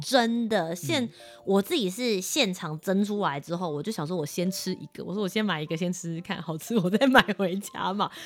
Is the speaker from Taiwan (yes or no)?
yes; Kaohsiung, Taiwan; now in Taipei, Taiwan; 一起到我的家乡高雄